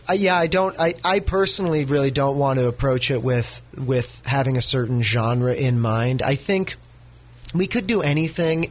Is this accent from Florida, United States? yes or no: no; North Bay, California, United States; where I come from. I'm from the North Bay.